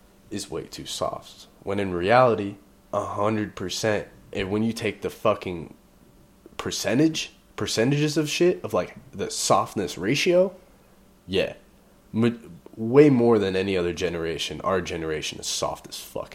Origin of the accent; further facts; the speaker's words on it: the Bay Area, California, United States; now in Idaho, United States; I'm from the fucking Bay